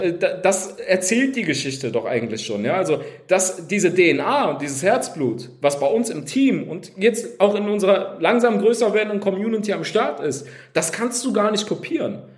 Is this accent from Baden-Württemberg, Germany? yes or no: no; Cologne, North Rhine-Westphalia, Germany; ich komme komm aus Köln, aus Köln